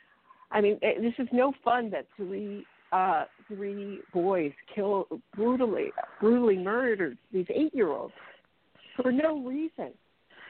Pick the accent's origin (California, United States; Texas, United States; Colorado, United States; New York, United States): New York, United States; accent: New York; my New York accent